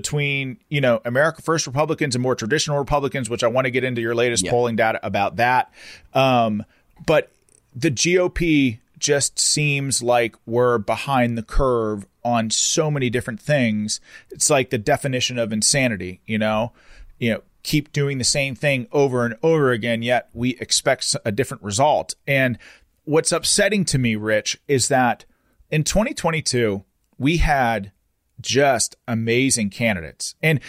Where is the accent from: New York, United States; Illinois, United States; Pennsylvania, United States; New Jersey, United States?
Pennsylvania, United States; I'm fourth generation from Pennsylvania. I know this state better than anybody else that lives here.